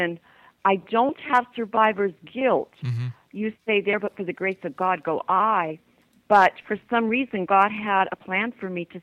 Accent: Shamokin, Pennsylvania, United States; moved away as an adult; also born or lived in Miami, Florida; now in Toronto, Canada; my hometown, Shamokin, Pennsylvania

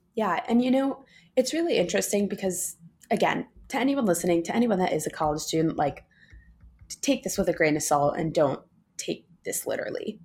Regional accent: New York City, New York, United States; moved away as an adult; also born or lived in Los Angeles; I grew up in New York City on the Upper East Side

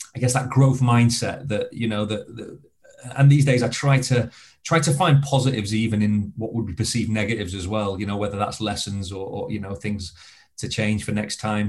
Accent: Blackpool, North West England, United Kingdom; I grew up in Blackpool, um, in Lancashire

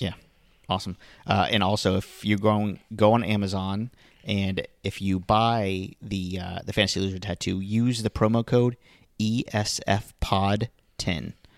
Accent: Florida Keys, United States; I grew up in the Florida Keys.

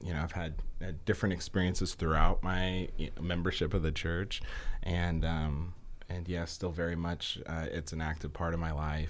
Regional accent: the West, United States; You know, growing up in the West and being able to go out there and see the diversity and all the different people was amazing.

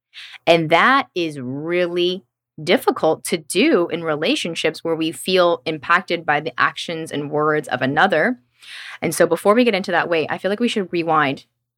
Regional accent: Tennessee, United States; I'm from Tennessee, where I think that's more common. I'm from the South.

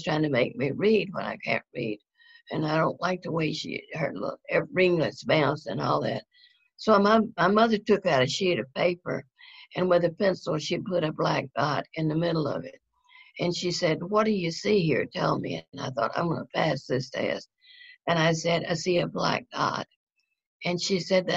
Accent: North Louisiana, United States; moved away; also born or lived in Houston; I grew up in North Louisiana

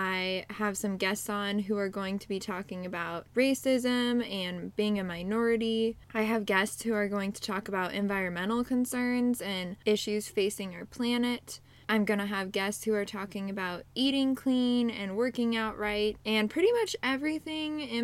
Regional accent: Pacific Northwest, United States; moved away as an adult; now in Central Illinois, United States; I am originally from the Pacific Northwest, and I moved to Central Illinois a few years ago

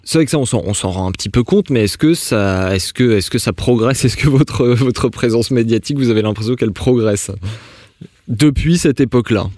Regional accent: France; chez nous en France

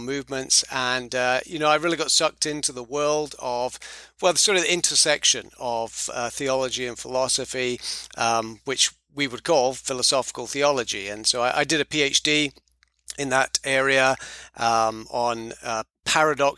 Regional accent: United Kingdom; moved away as an adult; also born or lived in Edinburgh, Scotland; now in Charlotte, United States; I'm from the United Kingdom. Moved here from Edinburgh, where I lived for some 17 years.

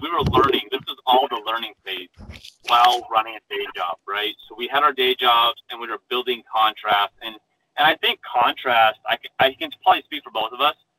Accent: Phoenix, Arizona, United States; I was born and raised in Phoenix, Arizona.

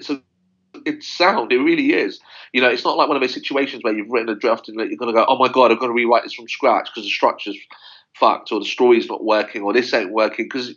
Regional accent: London, United Kingdom; me growing up in West London

